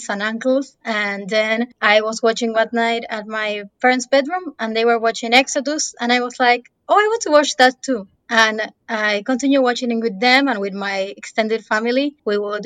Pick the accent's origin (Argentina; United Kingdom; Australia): Argentina; I'm from Argentina